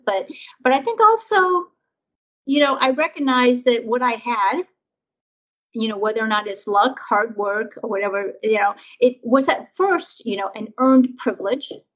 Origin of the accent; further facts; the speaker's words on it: Nebraska, United States; also born or lived in Vietnam; now in California, United States; growing up in Nebraska